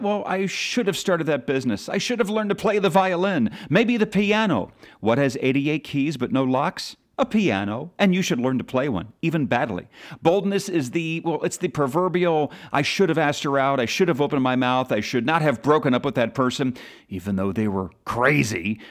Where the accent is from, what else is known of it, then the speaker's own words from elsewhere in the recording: Philadelphia, Pennsylvania, United States; my hometown team, the Eagles